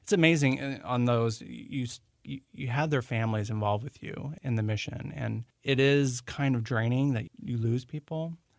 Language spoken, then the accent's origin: English; Central Florida, United States; moved away as an adult; now in Maryland, United States; I am originally from Central Florida